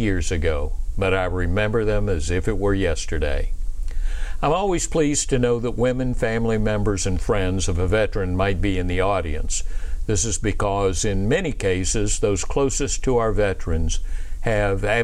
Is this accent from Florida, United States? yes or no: yes; Pensacola, Florida, United States; I was raised in Pensacola, Florida